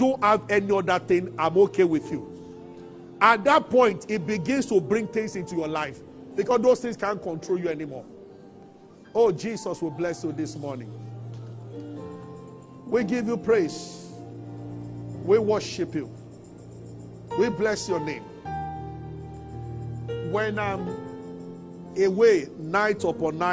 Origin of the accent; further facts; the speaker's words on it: Abeokuta, Ogun State, Nigeria; I grew up in Abeota